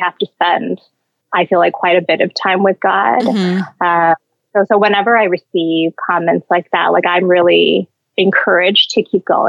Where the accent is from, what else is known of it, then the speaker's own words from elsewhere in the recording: Canada; now in Hong Kong; I'm not a citizen, so I'm Canadian